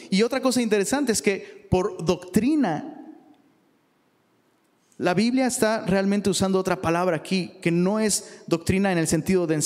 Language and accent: Spanish; Taxco, Guerrero, Mexico; Yo soy de Tasco Guerrero, ya les he dicho eso, ¿ah? Un pueblito chiquito y bonito. Voy a llorar. Eh, algo, algo que tenemos en Tasco es que somos súper religiosos, pero increíblemente religiosos.